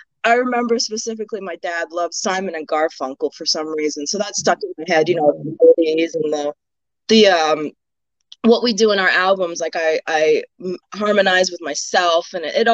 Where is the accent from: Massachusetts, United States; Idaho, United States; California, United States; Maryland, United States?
Maryland, United States; now in Houston, United States; I'm from Maryland originally. Well, I'm a Maryland girl